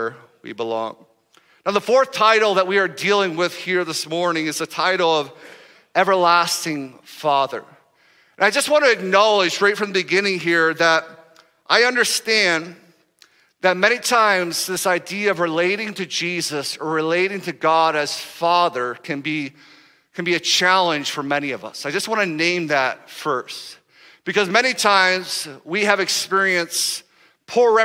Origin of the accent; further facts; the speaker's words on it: United States; we're from America